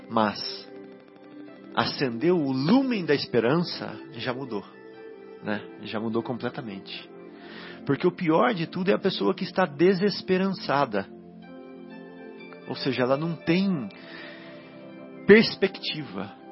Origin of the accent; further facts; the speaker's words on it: Minas Gerais, Brazil; Então, é porque eu vim lá de Minas, né?